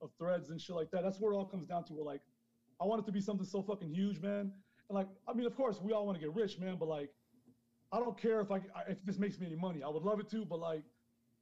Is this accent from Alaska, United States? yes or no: no; New York City, New York, United States; moved away as an adult; also born or lived in Honduras / London / Las Vegas; now in Mexico; I was born in Honduras, man. I grew up in Queens, but I also lived in London and fucking Vegas